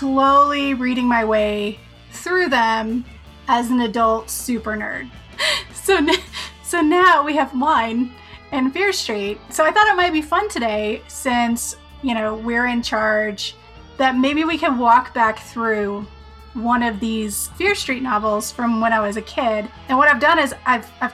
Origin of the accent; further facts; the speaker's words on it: Colorado, United States; I'm from Colorado